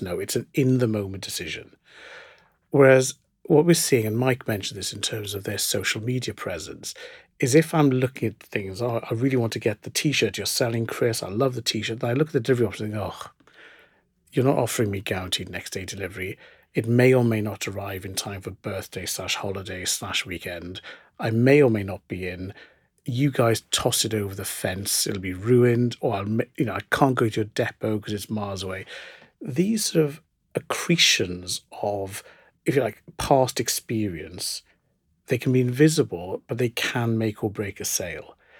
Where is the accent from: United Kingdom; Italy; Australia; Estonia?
United Kingdom; South Wales; I grew up in South Wales in the nineteen seventies